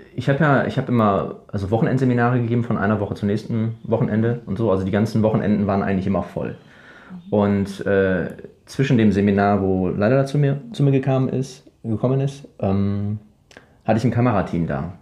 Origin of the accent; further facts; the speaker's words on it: Ruhr area, North Rhine-Westphalia, Germany; moved away as an adult; now in Paraguay; ich aus dem Ruhrgebiet